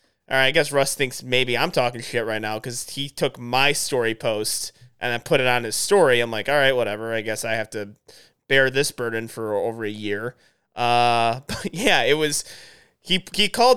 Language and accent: English; United States; we're American